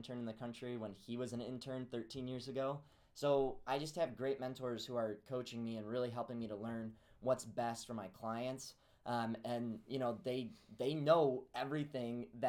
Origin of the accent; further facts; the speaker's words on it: Peoria, Illinois, United States; moved away as an adult; now in Iowa, United States; I grew up in Peoria, Illinois